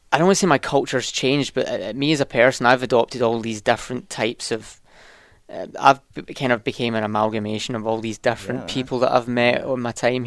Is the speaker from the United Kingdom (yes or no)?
yes; Scotland, United Kingdom; now in North Carolina, United States; I'm from Scotland.